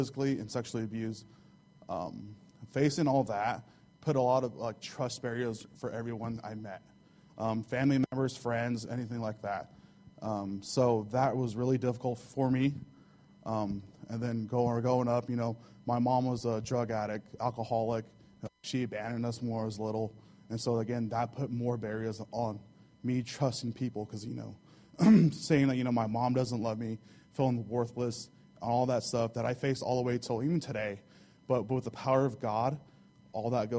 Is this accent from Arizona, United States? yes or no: no; Holcomb, Kansas, United States; first language Spanish; English is a second language; I grew up in Southwest Kansas, Holcomb, Kansas, a little small community